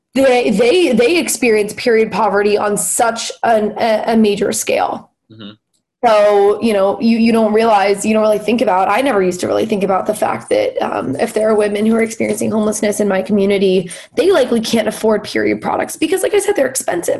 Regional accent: Los Angeles, California, United States; moved away as an adult; now in Philadelphia, United States; I'm from Los Angeles, and LA in itself is a is a pretty progressive place comparatively, you know, compared to the rest of the country. And I feel like I was in my own little like liberal bubble um, in in high school and kind of growing up.

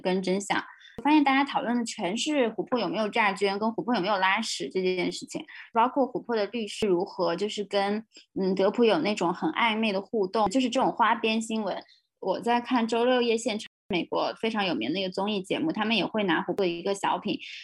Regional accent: China; 当我们就是大陆的所有的女权主义者都被认为是境外势力的时候

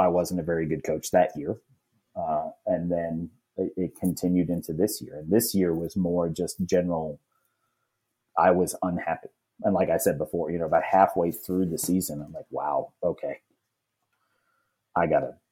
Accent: New York, United States; also born or lived in Virginia; now in North Carolina, United States; I'm from New York

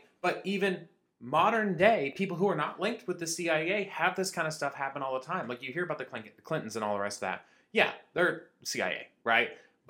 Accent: United States; as an American people

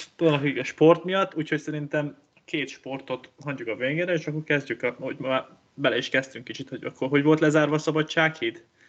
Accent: Hungary; én egy gondolkozó magyar ember vagyok

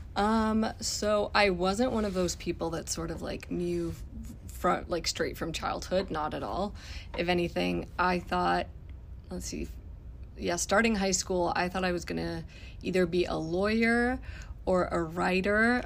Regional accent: Mexico City, Mexico; moved away as an adult; now in United States; I'm originally from Mexico City. I went to medical school back home

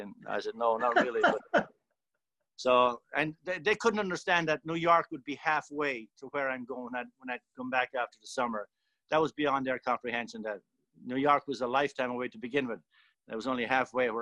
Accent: County Tipperary, Munster, Ireland; now in Yakima, United States; I'm from a rural place in Ireland called County Tipperary, just about 5 miles outside the Tipperary town. It's a rural area. And of course, growing up in the late 50s and the 60s

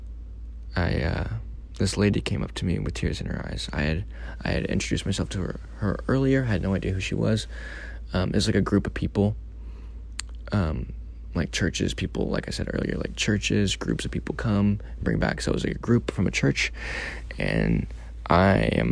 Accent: Missouri, United States; moved away; I'm from Missouri, you know, I'm not from here

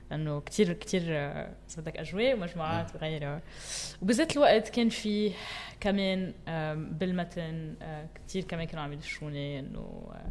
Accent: Metn, Mount Lebanon, Lebanon; ومتن هو المحل يلي خلقت فيه وكبرت فيه

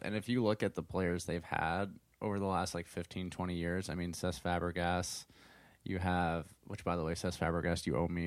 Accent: United States; an American soccer fan

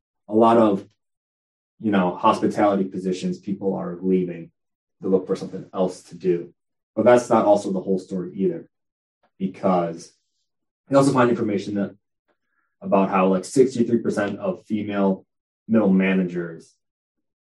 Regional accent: Buffalo, New York, United States; I am a senior from Buffalo, New York

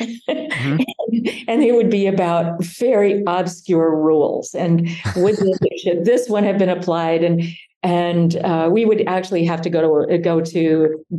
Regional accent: Nebraska, United States; I was from Nebraska

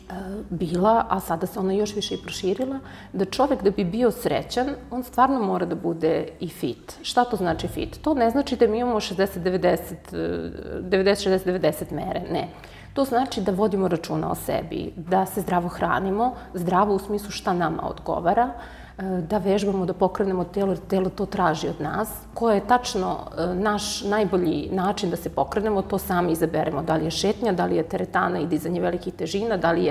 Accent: Belgrade, Serbia; moved away as an adult; now in Niš, Serbia; U Nišu sam, preselila sam se, inače sam iz Beograda, ovde sam se udala.

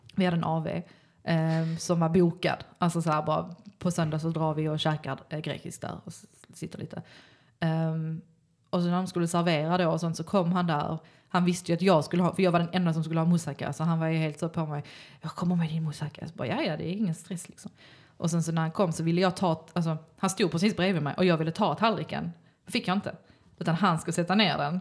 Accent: Malmö, Skåne, Sweden; jag är uppvuxen på Lindeborg

